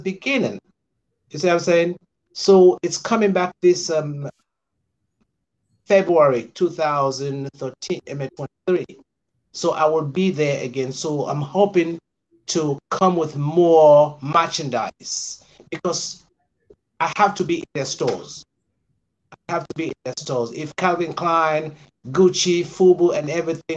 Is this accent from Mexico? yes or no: no; Freetown, Western Area, Sierra Leone; moved away as an adult; also born or lived in Decatur, Georgia, United States; now in Atlanta, United States; I'm from West Africa, Freetown, Sierra Leone. I came here in 1987